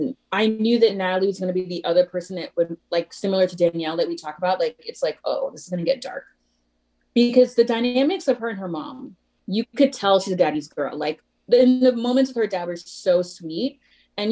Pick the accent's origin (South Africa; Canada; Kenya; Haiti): Haiti; born there; I was born in Haiti and having an immigrant childhood